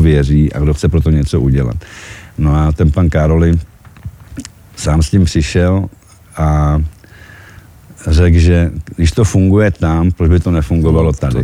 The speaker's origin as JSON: {"language": "Czech", "country": "Czechia", "also_born_or_lived": "Czechoslovakia", "moved": "yes", "lives_now": "Slovakia", "said": "já jsem sice Čech"}